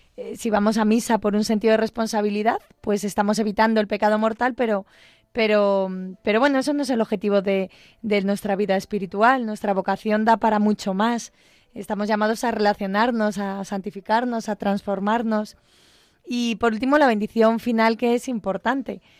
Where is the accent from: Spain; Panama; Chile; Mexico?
Spain; Galicia; una zona de Galicia, en mi pueblo, en una aldeita